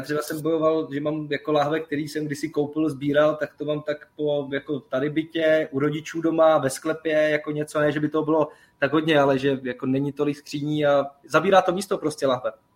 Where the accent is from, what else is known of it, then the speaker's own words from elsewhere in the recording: village next to Tursko, Central Bohemian Region, Czechia; já jsem kousek od Turska vlastně pocházím z Lipšic, jako to je vesnice vedle